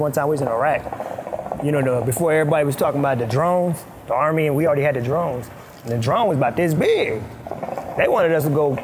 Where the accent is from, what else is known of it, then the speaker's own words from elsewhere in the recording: Sudan; first language Arabic; English is a second language; now in United States; I was born in Sudan